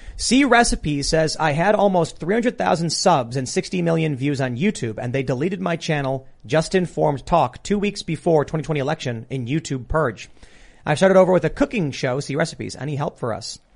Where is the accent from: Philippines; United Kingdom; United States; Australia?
United States; as an American